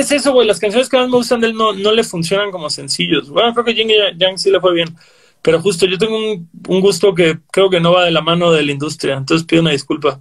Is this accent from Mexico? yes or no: yes; Cancún, Quintana Roo, Mexico; creciendo en Cancún éramos 30 morros que oíamos punk melódico